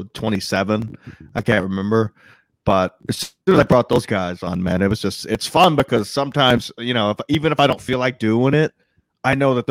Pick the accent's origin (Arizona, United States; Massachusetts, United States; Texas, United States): Texas, United States; East; I was a nobody from East Texas